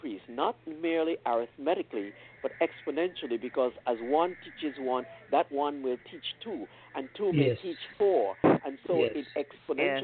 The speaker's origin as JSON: {"language": "English", "country": "U.S. Virgin Islands", "said": "I'm from St. Thomas, United States, Virgin Islands."}